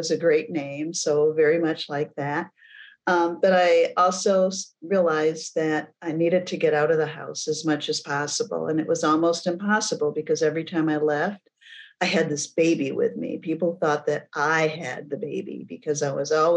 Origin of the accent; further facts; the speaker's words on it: Flint, Michigan, United States; I was born and raised in Flint, Michigan